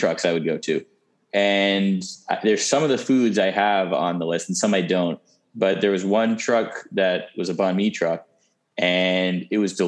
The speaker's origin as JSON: {"language": "English", "area": "Long Island", "region": "New York City", "country": "United States", "tie": "born or raised there", "said": "I was born in New York City"}